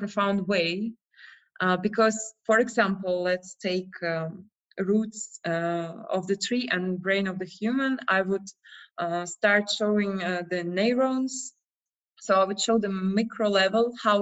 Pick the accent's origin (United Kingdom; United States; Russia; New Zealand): Russia; moved away as an adult; now in Prague, Czech Republic; So I'm from Russia, but I've been like traveling for the last 10 years